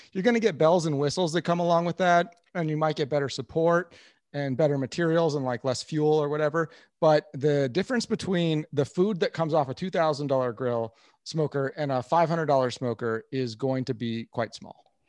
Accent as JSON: {"language": "English", "town": "Kansas City", "region": "Missouri", "country": "United States", "said": "I'm from Kansas City"}